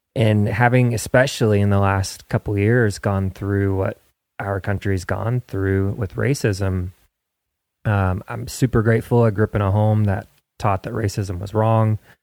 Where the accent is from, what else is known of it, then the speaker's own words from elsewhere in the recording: Midwest, United States; moved away as an adult; now in Nashville, United States; I grew up in the Midwest